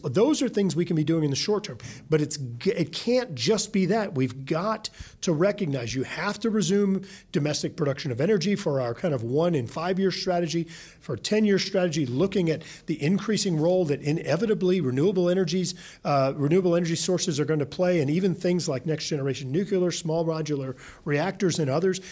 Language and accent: English; Louisiana, United States; my home state of Louisiana